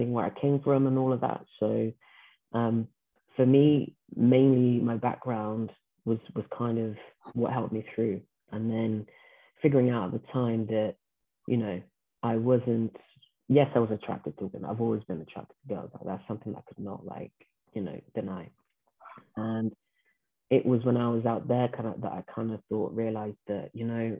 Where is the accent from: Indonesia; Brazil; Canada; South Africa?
Brazil; first language Portuguese; English is a second language; moved away; I was born in Brazil